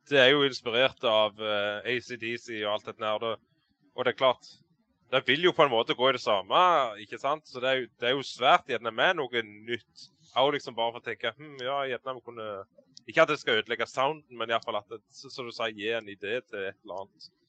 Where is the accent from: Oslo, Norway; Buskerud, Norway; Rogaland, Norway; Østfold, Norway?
Rogaland, Norway; Varhaug; jeg er fra Varhaug på Jæren, sør for Bryne.